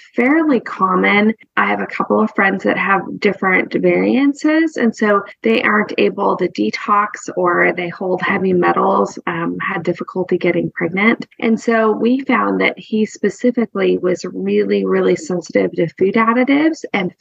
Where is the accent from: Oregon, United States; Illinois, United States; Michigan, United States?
Oregon, United States; Ashland; moved away as an adult; now in Nashville, United States; Carrie and I know each other from growing up in Ashland, Oregon, and we've lived here in Nashville, outside of Nashville, about 20 years